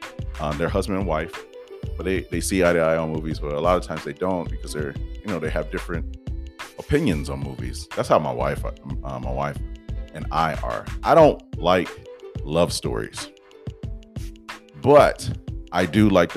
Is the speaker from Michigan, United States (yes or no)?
yes; Detroit, Michigan, United States; born in Detroit, Michigan. Yes. I don't know if everybody knew that. I say I'm from Detroit.